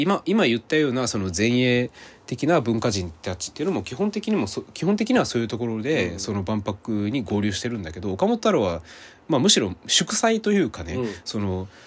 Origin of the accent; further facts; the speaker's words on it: Hirakata, Osaka, Japan; 僕は大阪でしかも枚方とかがあの地元なのでうん、で枚方ってすごい近いんですねあそこから、だから小さい頃から腐るほど見てるんですよ